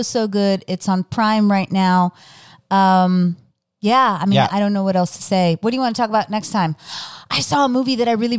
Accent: Texas, United States; I know it's Ireland, but I've seen it in my hometown in South sure. Texas too.

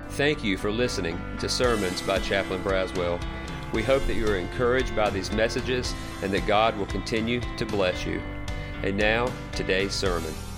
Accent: South Carolina, United States; I'm from South Carolina, but my grandparents came from Georgia to come work at South Carolina

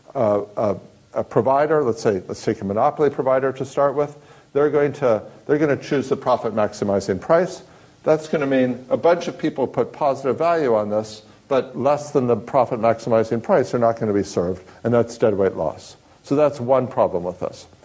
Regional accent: Kansas, United States; I grew up in Kansas

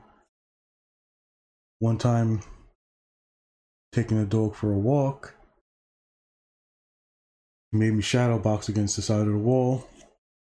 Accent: New York City, New York, United States; born and raised in Brooklyn, New York, 1971

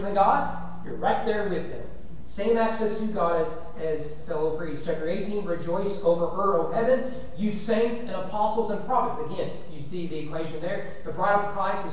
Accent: the South, United States; I'm a country boy from the South

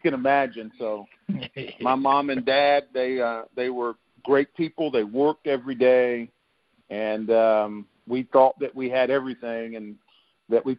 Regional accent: Fletcher, North Carolina, United States; I grew up in Fletcher, North Carolina, which is like 7 miles from Asheville

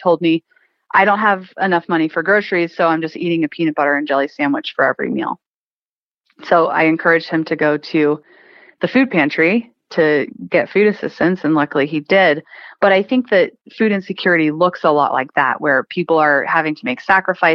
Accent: Boulder, Colorado, United States; I grew up in Boulder, Colorado

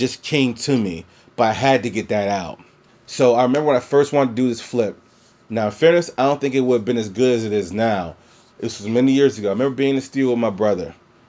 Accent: Louisiana, United States; moved away; also born or lived in Prince George's County, Maryland; where I'm from in Louisiana

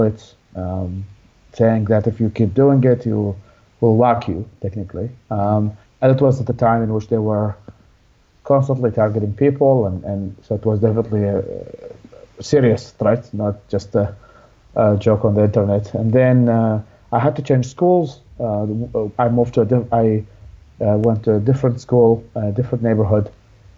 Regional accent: Baghdad, Baghdad Governorate, Iraq; also born or lived in Babylon, Iraq; so I was born in Babylon, Iraq, but I was raised in Baghdad, the capital.

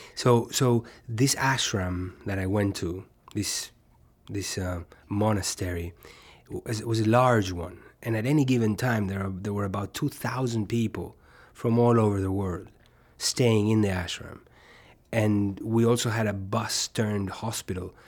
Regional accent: Uruguay; moved away as an adult; also born or lived in New York; where I was born in Uruguay

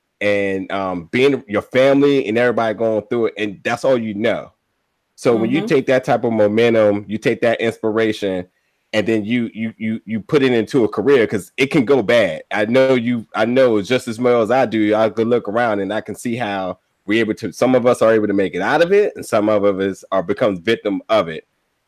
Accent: New Jersey, United States; I'm from New Jersey.

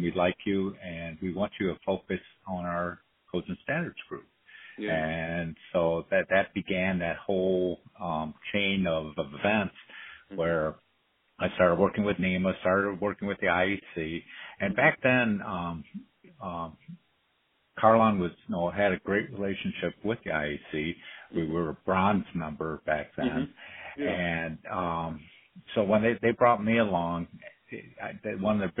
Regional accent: Cleveland, Ohio, United States; I was born and raised in Cleveland, Ohio

